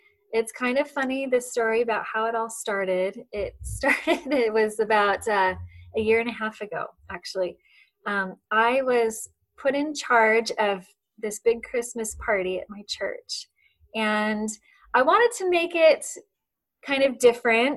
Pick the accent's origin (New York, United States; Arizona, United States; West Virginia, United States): Arizona, United States; moved away as an adult; also born or lived in Western Washington; now in Washington, United States; we are originally from Arizona. So we are desert people, but we've ended up here in Western Washington, and we've been here for coming up on 11 years